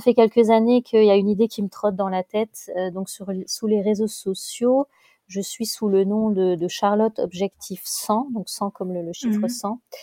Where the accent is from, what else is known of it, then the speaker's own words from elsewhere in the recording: Lille, Hauts-de-France, France; moved away as an adult; now in Mainz, Germany; je suis une ch'ti, on a la famille, euh, on est une famille de ch'tis